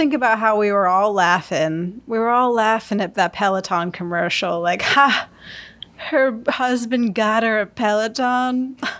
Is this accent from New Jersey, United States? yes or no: no; Syracuse, New York, United States; my hometown, Syracuse, New York